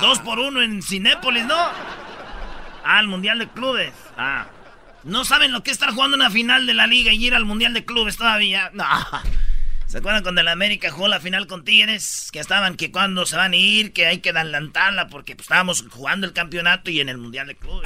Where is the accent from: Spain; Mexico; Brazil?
Mexico; Michoacán; Yo soy de Michoacán